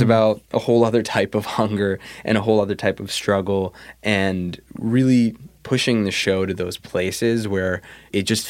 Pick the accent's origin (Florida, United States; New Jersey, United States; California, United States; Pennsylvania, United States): New Jersey, United States; also born or lived in New York; I grew up in New Jersey. I was born in New York, but we moved to Jersey early. I was in like first grade.